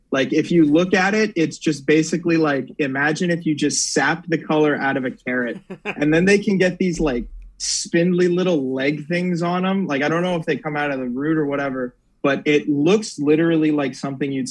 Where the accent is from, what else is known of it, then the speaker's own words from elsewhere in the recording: Virginia, United States; Yeah, born and raised in Northern Virginia. Northern Virginia.